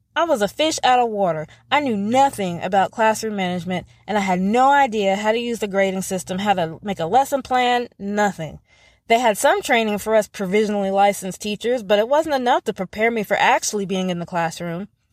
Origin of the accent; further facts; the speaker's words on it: North Carolina, United States; moved away as an adult; also born or lived in Tennessee; my hometown